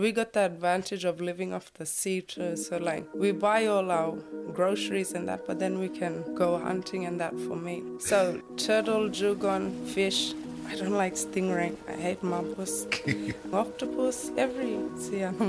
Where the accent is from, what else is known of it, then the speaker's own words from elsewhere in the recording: Thursday Island, Queensland, Australia; I'm from Thursday Island